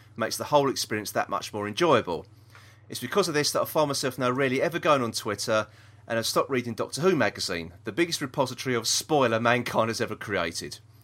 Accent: London, United Kingdom; We're from South East London. We don't s, talk proper, do we?

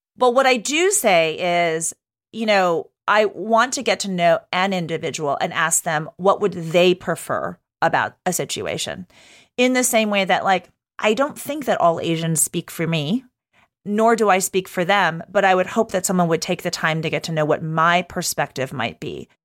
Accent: Texas, United States; moved away; I grew up in Texas, so not a New Yorker

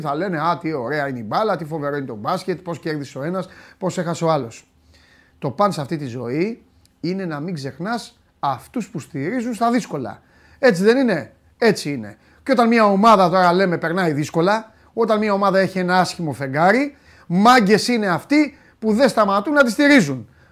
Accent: Crete, Greece; Εγώ από την Κρήτη

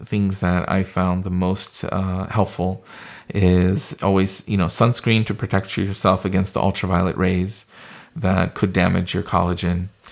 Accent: California, United States; I was born and raised in California

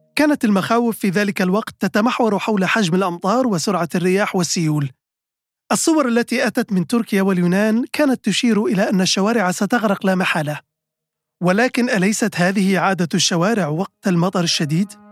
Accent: between Bayda and Derna, a village of Jebel Akhdar, Libya; now in Washington, United States; كشخص ينحدر من إحدى قرى الجبل الأخضر في منتصف المسافة تماما بين مدينتي البيضة ودرنا

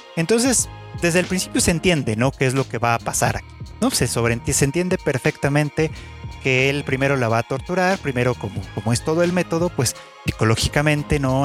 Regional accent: Mexico; México, el país, mi país de origen

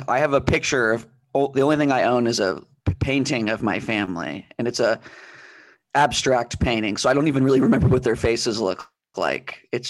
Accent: Pennsylvania, United States; Yeah, we grew up in different times in Pennsylvania.

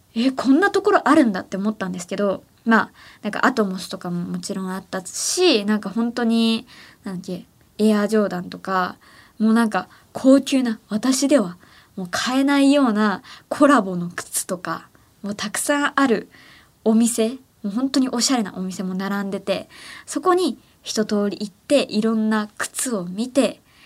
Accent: Ehime, Japan; 私の地元愛媛

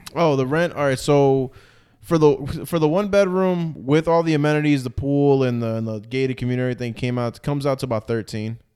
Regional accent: New Jersey, United States; moved away as an adult; also born or lived in Edison, New Jersey; now in Florida, United States; I'm from Jersey

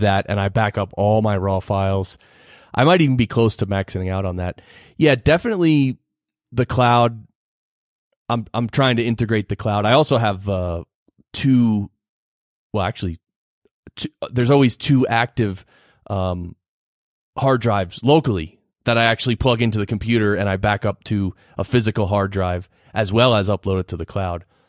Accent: New Jersey, United States; born or raised there; moved away as an adult; also born or lived in Manhattan, New York; now in Colorado Springs, United States

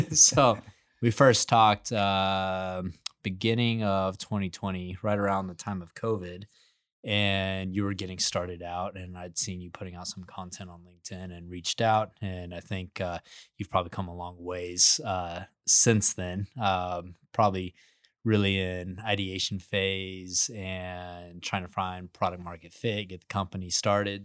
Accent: Midland, Texas, United States; I grew up in Midland, Texas, the biggest oil field in the United States

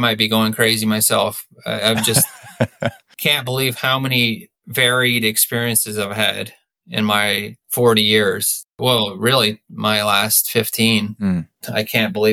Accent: Los Altos, California, United States; now in Bend, United States; as a Californian and grow up in the Bay Area

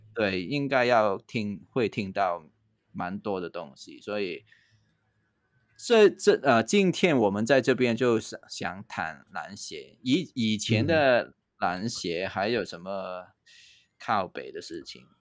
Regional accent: Hong Kong; now in Taiwan; 我的故乡，就在香港啊

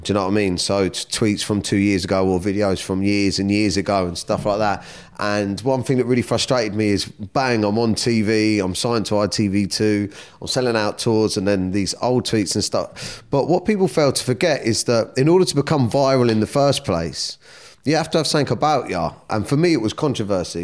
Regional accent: Surrey, South East England, United Kingdom; also born or lived in Kingston; I was born in Kingston. I grew up, uh, I come from, like, a broken home. My mum and dad broke up, so I'd spend some time with my mum, some time with my dad. And, um, yeah, I grew up around Surrey

